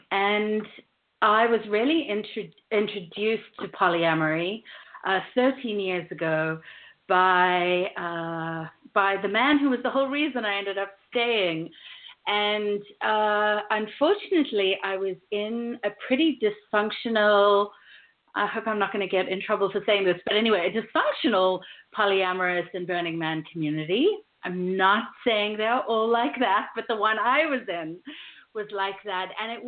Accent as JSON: {"language": "English", "country": "South Africa", "tie": "born or raised there", "moved": "yes", "lives_now": "United States", "said": "And while I've learned to roll my R's in the last 13 years of living in the U.S., I grew up in South Africa, and then I lived"}